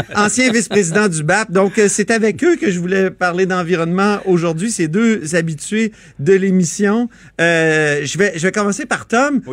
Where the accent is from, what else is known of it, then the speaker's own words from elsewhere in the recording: Canada; nous au Canada